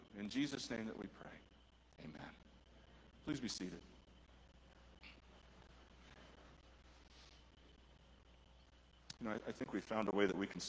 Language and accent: English; United States; I grew up just north of the Mexican border.